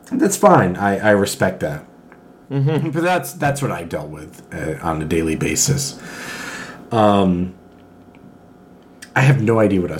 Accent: Colchester, Connecticut, United States; moved away; also born or lived in East Lansing, Michigan; I grew up in Colchester Connecticut

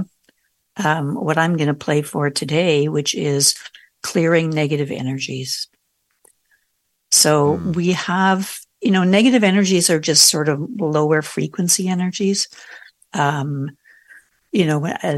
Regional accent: Canada; I'm Canadian

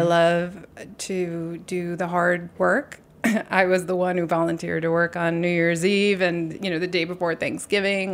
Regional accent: New York City, New York, United States; I was born on Bleecker Street.

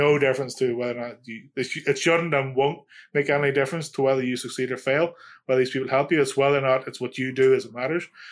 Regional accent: Ireland; I'm Irish.

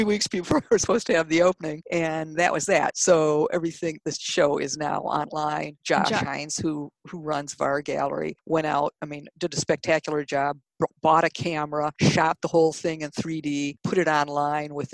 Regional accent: Detroit, Michigan, United States; I grew up in Detroit, the Detroit area

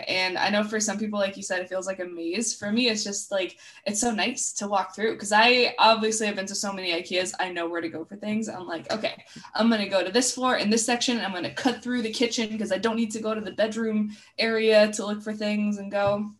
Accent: Stockholm, Stockholm County, Sweden; But I was born outside of Stockholm, which is where we lived when I was a baby, and that's where I kind of knew, did most of my growing up, was out there.

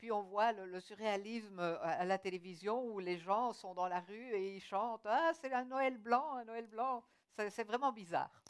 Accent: Australia; French is a second language; Et je pense qu'une des raisons, c'est parce que vu que j'ai grandi en Australie, il fait toujours trop chaud là-bas.

